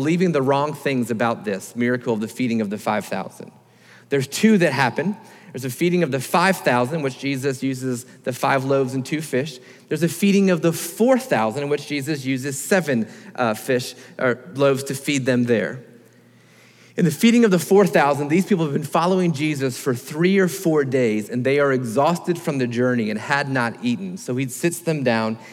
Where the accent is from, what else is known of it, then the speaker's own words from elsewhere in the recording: Florida, United States; I grew up in Florida